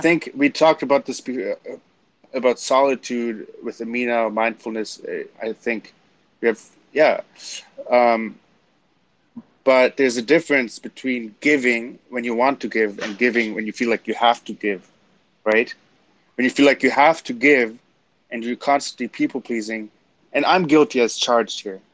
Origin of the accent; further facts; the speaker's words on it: Canada; I'm German Canadian